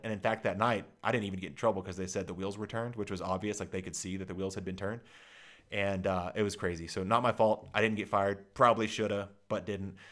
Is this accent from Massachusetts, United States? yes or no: no; Dallas, Texas, United States; I grew up in Dallas, Texas